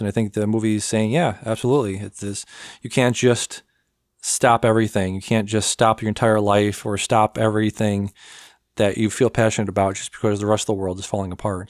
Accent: United States; I'm American

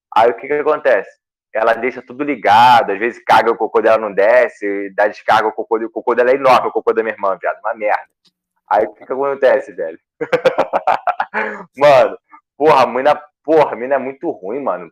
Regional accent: Rio de Janeiro, Brazil; accent: carioca; moved away as an adult; now in São Paulo, Brazil; tudo meu período aqui é carioca

